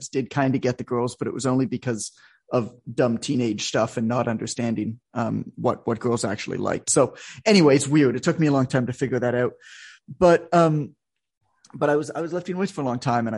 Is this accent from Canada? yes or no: yes; Canada; I'm Canadian, so I was playing ice hockey because that's what Canadians do.